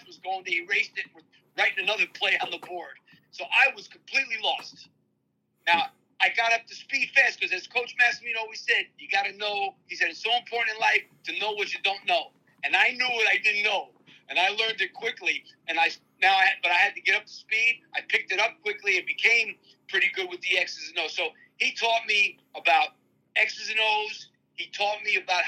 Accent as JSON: {"language": "English", "area": "near Manhattan", "region": "New York", "country": "United States", "tie": "born or raised there", "said": "I grew up right near Manhattan"}